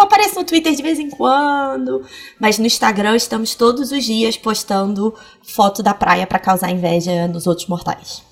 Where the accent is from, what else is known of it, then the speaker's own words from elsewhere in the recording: Petrópolis, Rio de Janeiro, Brazil; Eu nasci em Petrópolis